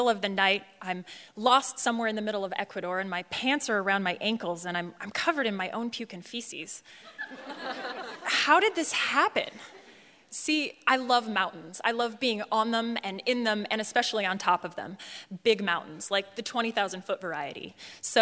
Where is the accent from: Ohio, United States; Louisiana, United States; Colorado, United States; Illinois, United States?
Colorado, United States; I'm from Colorado